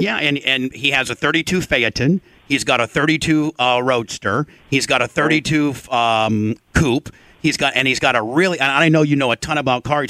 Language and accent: English; Indiana, United States; Growing up in Indiana, Jay, my dad, uh, who restores 32 Fords